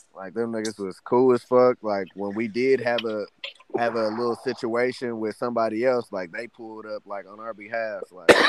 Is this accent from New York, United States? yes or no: no; Kansas, United States; From Kansas, nigga.